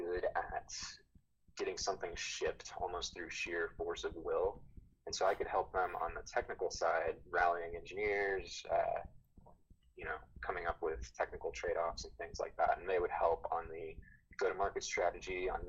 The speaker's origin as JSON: {"language": "English", "region": "Texas", "country": "United States", "tie": "born or raised there", "said": "Growing up in Texas"}